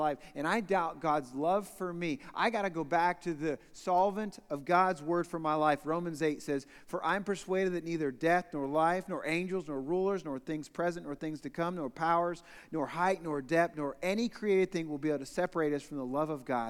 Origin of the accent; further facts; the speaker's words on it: Newark, Ohio, United States; So I grew up in Newark, Ohio, actually east side of Newark, Ohio, in Licking County, so actually just in the hills.